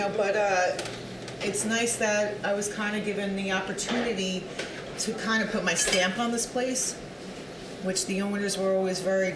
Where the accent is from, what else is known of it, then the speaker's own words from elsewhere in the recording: Yorktown, New York, United States; I grew up in Yorktown